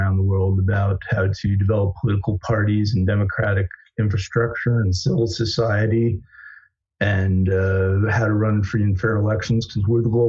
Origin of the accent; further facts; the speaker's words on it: Lehigh Valley, Pennsylvania, United States; moved away as an adult; also born or lived in Miami / Washington, D.C.; I grew up in the Lehigh Valley area of Pennsylvania, very blue-collar, hardworking, sort of purple political region of the country, watching a lot of industry shut down in the 80s